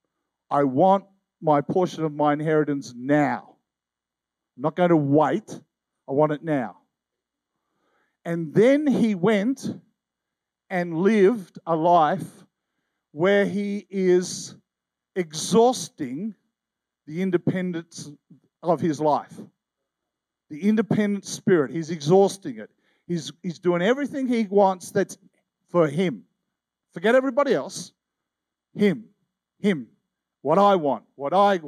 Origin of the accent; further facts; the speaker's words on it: Tasmania, Australia; I'm an Aussie